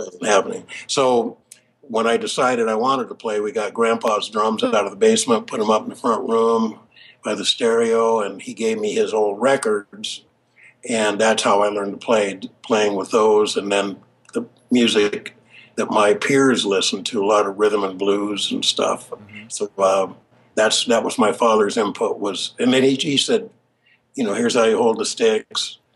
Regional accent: Vancouver, Washington, United States; I grew up in Vancouver, left for quite a few years going to school and then also traveling, playing music

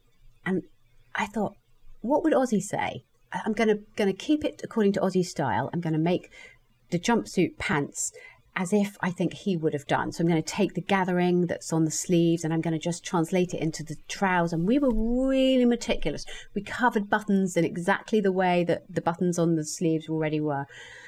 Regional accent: Australia; I am an Aussie, I'm part of the Aussie Clark crowd.

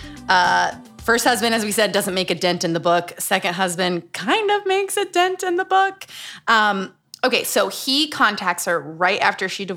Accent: Utah, United States; Growing up in Utah

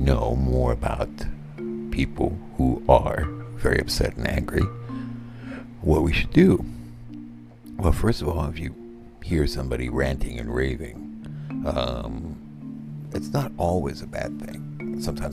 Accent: Philippines; moved away; I grew up in the Philippines

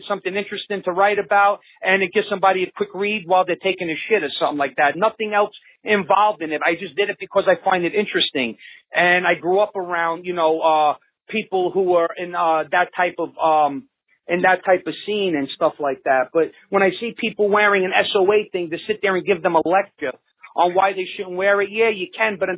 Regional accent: New York City, New York, United States; now in upstate New York, United States; I live upstate New York now. I'm originally from Brooklyn

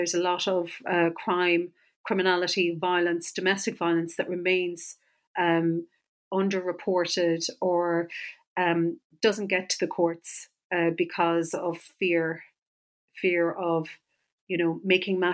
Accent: west of Ireland, Ireland; I'm an Irish speaker from the west of Ireland

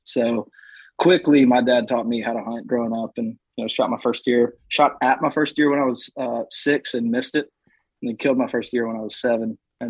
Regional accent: South Carolina, United States; Well, I'm from South Carolina, born and raised here in the upstate.

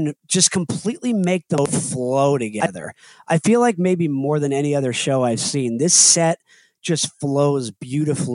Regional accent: Connecticut, United States; moved away as an adult; also born or lived in Indiana; I grew up in Connecticut, but I went to school in Indiana.

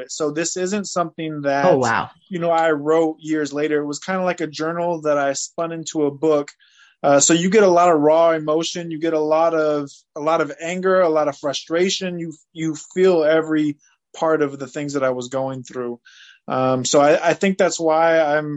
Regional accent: United States; also born or lived in Fresno, California / Easley, South Carolina; I grew up in Fresno, California, and Easley, South Carolina

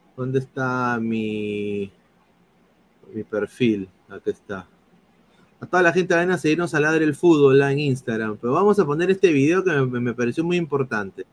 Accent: Peru; yo soy peruano

